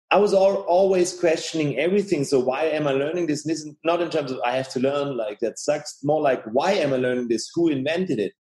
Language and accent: English; Tübingen, Baden-Württemberg, Germany; here in Tübingen, where I live